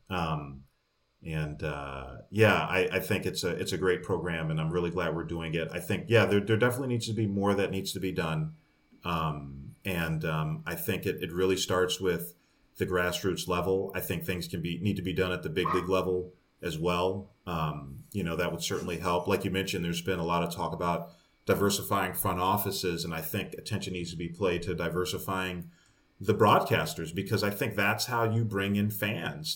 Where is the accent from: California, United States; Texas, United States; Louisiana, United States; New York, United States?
New York, United States; moved away; also born or lived in Kansas City; I'm from New York and this is kind of the way New Yorkers act